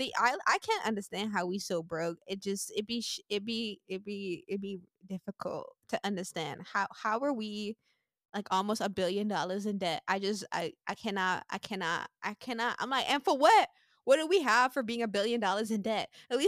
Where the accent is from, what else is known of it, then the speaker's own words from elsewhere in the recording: St. Martin; I'm from St. Martin